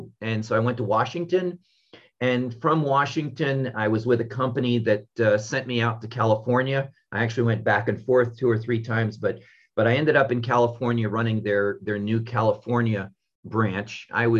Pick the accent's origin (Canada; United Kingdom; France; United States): France; Paris, Île-de-France; I was born in Paris. My father was American military and my mom was French.